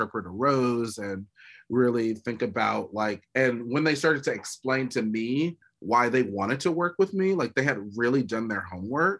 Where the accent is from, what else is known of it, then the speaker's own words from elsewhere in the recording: California, United States; I'm from California, born and raised